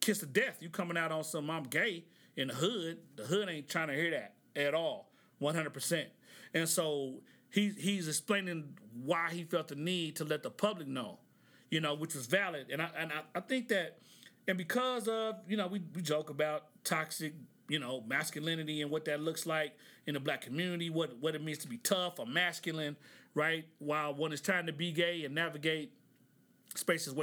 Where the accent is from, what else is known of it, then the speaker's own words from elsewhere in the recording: Oklahoma, United States; I'm from Oklahoma.